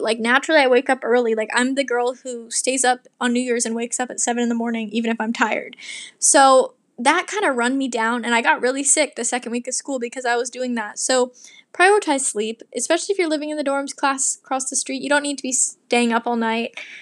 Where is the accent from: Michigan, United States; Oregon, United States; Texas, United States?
Oregon, United States; Portland; moved away; But I'm from Portland, and I've been to Seattle a lot because I live so close